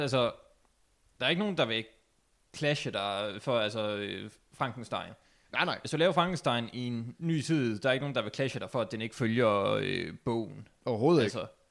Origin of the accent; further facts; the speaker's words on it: Denmark; som dansker